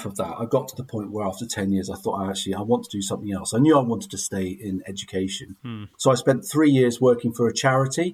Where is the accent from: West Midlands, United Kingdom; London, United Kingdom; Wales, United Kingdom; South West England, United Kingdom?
South West England, United Kingdom; Glastonbury; I grew up in Glastonbury in Somerset, attended the local secondary school